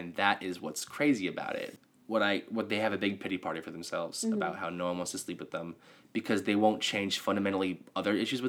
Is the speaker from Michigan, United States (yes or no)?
yes; Detroit, Michigan, United States; I was born in Detroit.